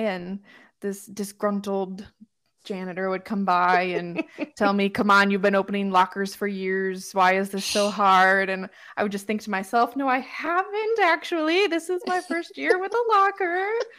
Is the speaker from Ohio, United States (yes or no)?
no; Homewood, Illinois, United States; I grew up in a Chicago suburb of Illinois called Homewood